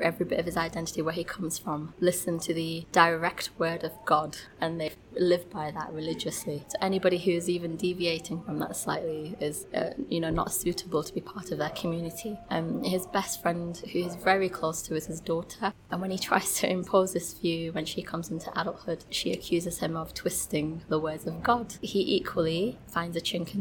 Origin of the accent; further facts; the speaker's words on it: United Kingdom; growing up in Britain